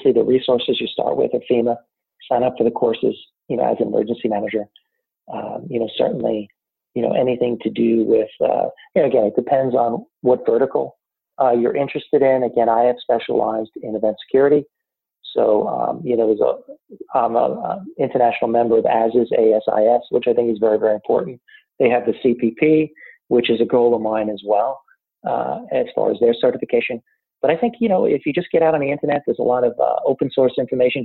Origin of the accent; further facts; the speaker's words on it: North Shore of Long Island, New York, United States; now in Raleigh, United States; I'm originally from the North Shore of Long Island